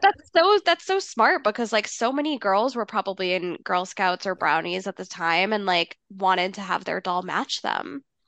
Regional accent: Massachusetts, United States; growing up in Massachusetts

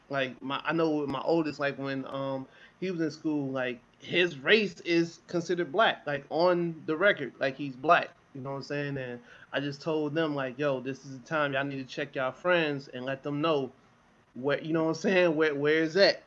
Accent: Chicago, Illinois, United States; also born or lived in near Oakland / San Jose, California; now in San Jose area, United States; I'm from Chicago

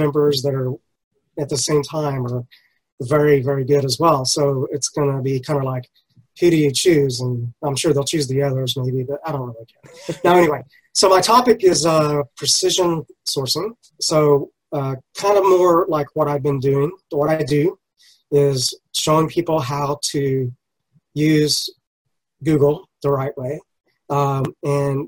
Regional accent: United States; I'm from the U.S.

